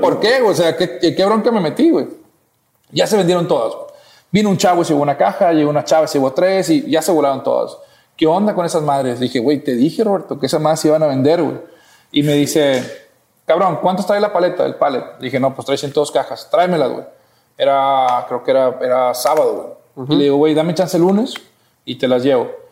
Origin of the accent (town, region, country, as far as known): Matamoros, Tamaulipas, Mexico; moved away as an adult; now in Monterrey, Mexico